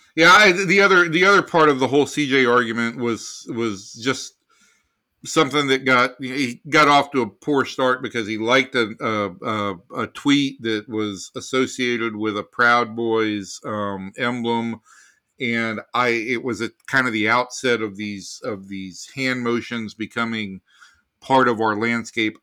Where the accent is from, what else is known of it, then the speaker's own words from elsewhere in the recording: Atlanta, Georgia, United States; moved away; I'm from Atlanta, Georgia